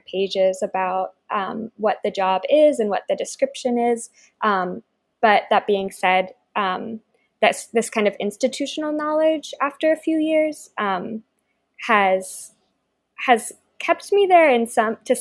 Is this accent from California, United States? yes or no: no; Baltimore, Maryland, United States; I grew up in Baltimore, and so I've been attending the museum since I was very young